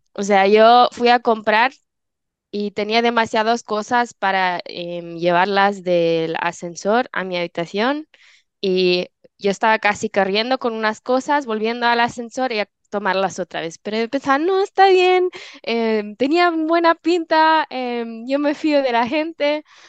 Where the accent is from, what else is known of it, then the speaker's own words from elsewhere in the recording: Switzerland; moved away; soy de Suiza